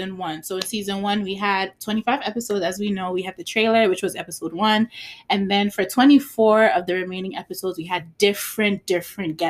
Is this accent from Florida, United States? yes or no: no; New York City, New York, United States; born or raised there